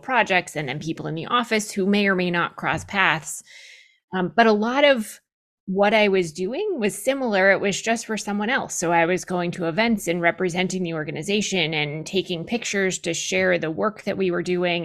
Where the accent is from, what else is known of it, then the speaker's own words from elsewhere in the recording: New Hampshire, United States; I grew up in New Hampshire